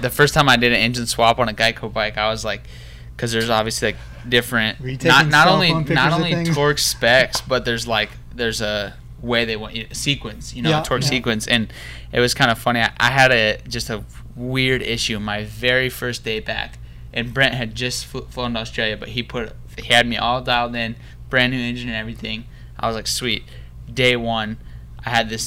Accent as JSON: {"language": "English", "town": "Sioux City", "region": "Iowa", "country": "United States", "tie": "born or raised there", "moved": "yes", "said": "I grew up in Sioux City, Iowa, which it's not a small town"}